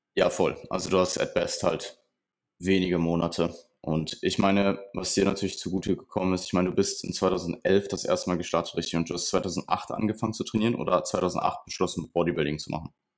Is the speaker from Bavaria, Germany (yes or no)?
no; Ruhr area, North Rhine-Westphalia, Germany; Ich komme aus dem Ruhrgebiet